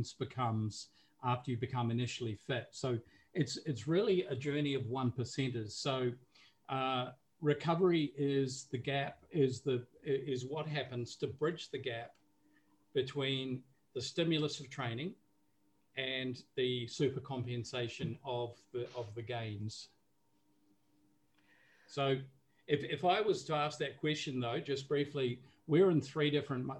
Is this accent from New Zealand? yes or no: yes; New Zealand; moved away as an adult; now in Singapore; I'm based in Singapore, but I'm originally from New Zealand. So growing up in New Zealand, we more or less were exposed to sport from a very early age.